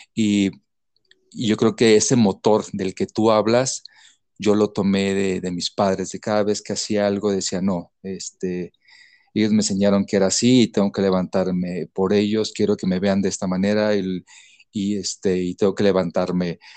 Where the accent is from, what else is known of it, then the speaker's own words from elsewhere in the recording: Mazatlán, Sinaloa, Mexico; now in Mexico City, Mexico; Soy de Mazatlán, Sinaloa